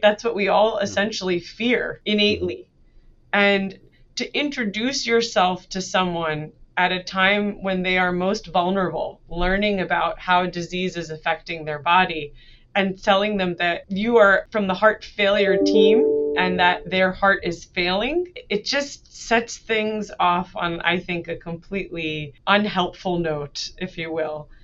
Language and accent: English; New Jersey, United States; I was born and raised in United States. I uh, grew up mainly in New Jersey